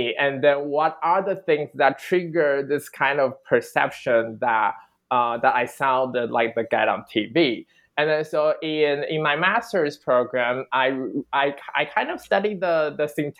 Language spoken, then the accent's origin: English; Taiwan; moved away as an adult; also born or lived in Australia; for someone who grew up in Taiwan, I was never aware that I actually had an accent